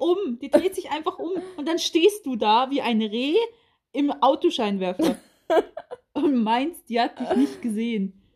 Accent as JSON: {"language": "German", "town": "Oldenburg", "region": "Lower Saxony", "country": "Germany", "said": "ich komme aus Oldenburg"}